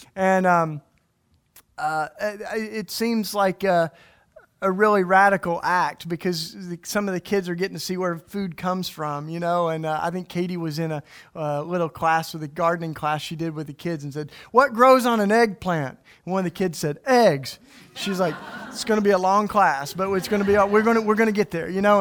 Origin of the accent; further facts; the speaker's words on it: East Tennessee, United States; now in Philadelphia, United States; I grew up in the church, and I grew up in East Tennessee.